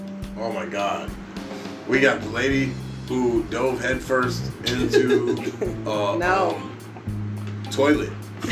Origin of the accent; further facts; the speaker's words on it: East Coast, United States; also born or lived in New York / Los Angeles; now in Portland, United States; I'm from the East Coast.